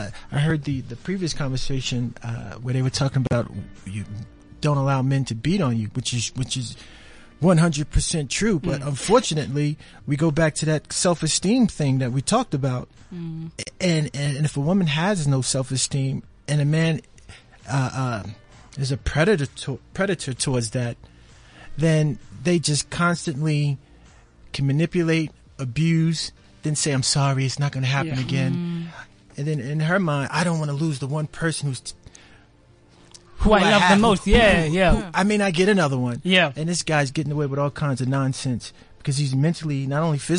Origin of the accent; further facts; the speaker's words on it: New York, United States; accent: New York; my New York accent